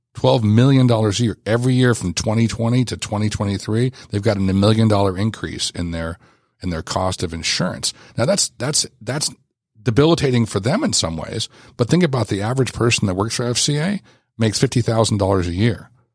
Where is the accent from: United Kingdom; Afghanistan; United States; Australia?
United States; Los Angeles, California; I grew up in Los Angeles